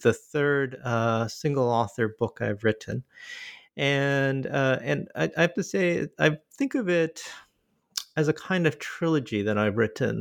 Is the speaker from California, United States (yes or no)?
no; Michigan, United States; moved away as an adult; also born or lived in Korea; now in Boston, United States; I'm originally from Korea, but my family immigrated to Michigan when I was five years old. And, uh, I lived there, uh, uh, and went to school there